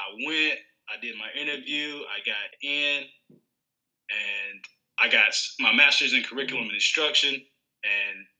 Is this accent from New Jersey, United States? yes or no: no; Roanoke, Virginia, United States; moved away as an adult; now in Georgetown County, South Carolina, United States; I'm originally from Roanoke, Virginia. And I'm teaching now in South Carolina in Georgetown County District.